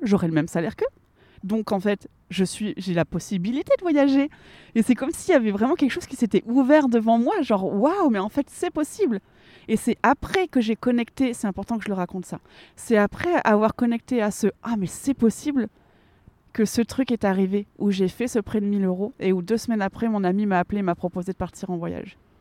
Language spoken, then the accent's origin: French; Lille, Hauts-de-France, France; moved away as an adult; also born or lived in Geneva / Thonon-les-Bains; je suis originaire du nord de la France. Euh, j'habitais à Lille.